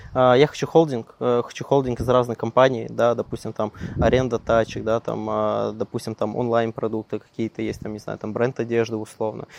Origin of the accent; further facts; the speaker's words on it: Perm, Perm Krai, Russia; also born or lived in Krasnokamsk; я сам родом, да, я прожил в Перми, вот, mm. сам я родился в Краснокамске